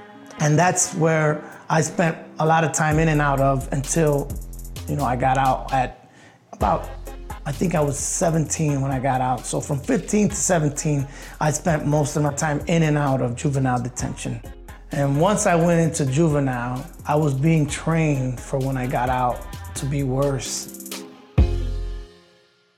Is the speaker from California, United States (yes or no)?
no; Chicago, Illinois, United States; I was born in Chicago, Illinois, in Humboldt Park. From the 70s on through the 90s, it was pretty drastic. Growing up with a single mom